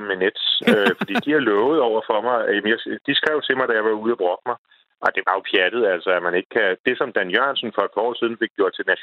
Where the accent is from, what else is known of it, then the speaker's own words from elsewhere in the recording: Denmark; vi er danskere.